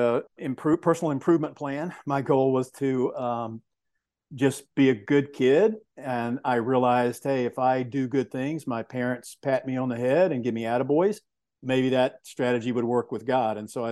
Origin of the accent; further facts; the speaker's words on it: Georgia, United States; but I was raised in Georgia. And the way that I describe it is a very loving home.